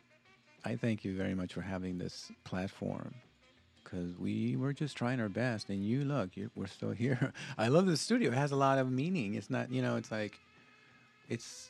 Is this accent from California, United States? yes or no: yes; South Gate, California, United States; also born or lived in Lynwood, California; as a Latino and, you know, growing up in Southgate and, you know, Linwood, knowing this area